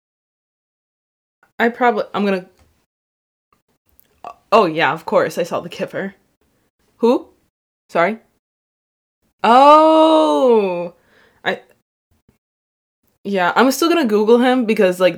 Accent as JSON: {"language": "English", "country": "United States", "said": "being an American"}